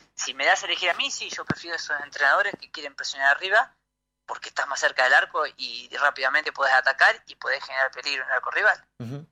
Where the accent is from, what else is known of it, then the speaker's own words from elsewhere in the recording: Argentina; moved away as an adult; also born or lived in Buenos Aires, Argentina; now in Chile; a los 11 años me fui de Tiberina, un pueblo de sí. habitantes, me fui a, Buenos Aires